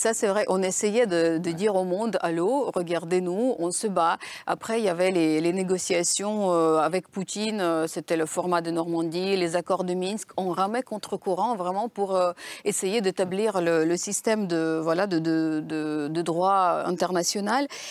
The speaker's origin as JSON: {"language": "French", "country": "Ukraine", "moved": "yes", "lives_now": "Paris, France", "said": "Comme Ukrainienne"}